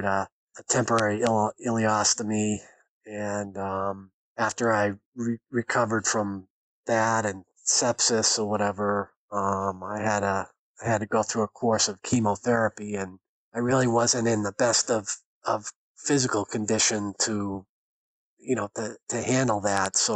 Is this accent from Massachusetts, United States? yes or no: yes; Boston, Massachusetts, United States; now in Ohio, United States; You probably can tell from my accent that I'm originally from Boston. So I'm a native New Englander